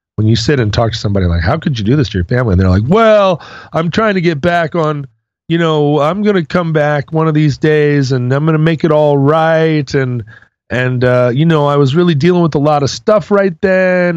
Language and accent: English; Alaska, United States; When I was growing up in Alaska